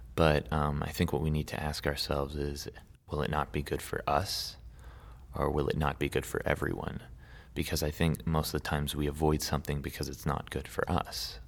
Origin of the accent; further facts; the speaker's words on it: Santa Barbara, California, United States; I grew up in Santa Barbara, um, for most of my life